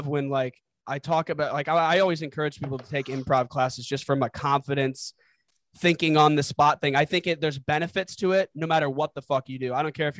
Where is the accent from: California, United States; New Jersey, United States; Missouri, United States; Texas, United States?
Missouri, United States; St. Louis; moved away as an adult; also born or lived in Los Angeles; now in Chicago, United States; growing up in the Midwest, like St. Louis culture